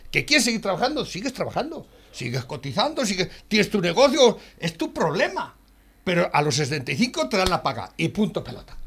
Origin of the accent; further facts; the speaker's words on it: Tarancón, Castilla-La Mancha, Spain; de Tarancón